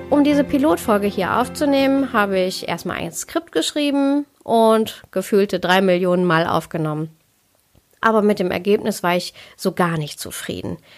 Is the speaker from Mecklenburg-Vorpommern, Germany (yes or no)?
no; North Rhine-Westphalia, Germany; Ich bin in Deutschland geboren und aufgewachsen. Also ich bin ein Kind des Ruhrpots. Und meine Eltern, die kommen aus Kerala, aus Südindien.